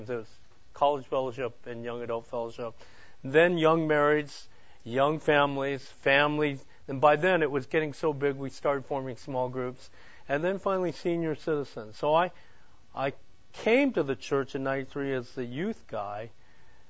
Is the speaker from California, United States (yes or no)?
yes; Hayward, California, United States; moved away as an adult; now in Chandler, United States; I am a native from California, the East Bay. And, it was called Hayward at the time